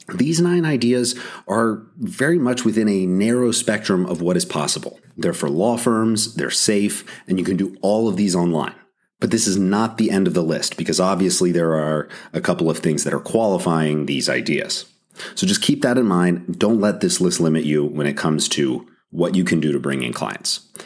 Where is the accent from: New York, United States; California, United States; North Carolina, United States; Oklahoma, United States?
North Carolina, United States; my home state of North Carolina